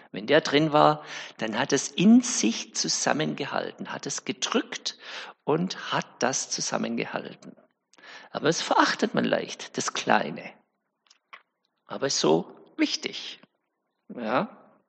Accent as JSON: {"language": "German", "town": "Winnenden", "region": "Baden-Württemberg", "country": "Germany", "said": "Ich komme ja aus Winnenden"}